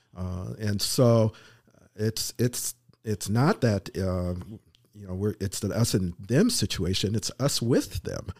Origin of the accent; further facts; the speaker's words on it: Minnesota, United States; moved away; I grew up in Minnesota